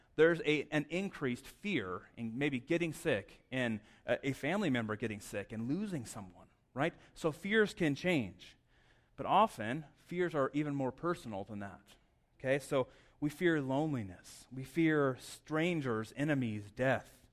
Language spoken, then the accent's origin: English; Southwest, United States; also born or lived in Las Cruces, New Mexico; I grew up in the Southwest